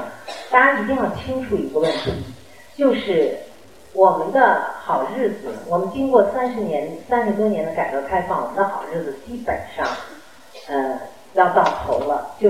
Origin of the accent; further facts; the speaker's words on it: Guangdong, China; 一开始关注养生的时候，我们大多数人都会在意吃喝，尤其我们广东人啊，平常就很在意吃喝的问题。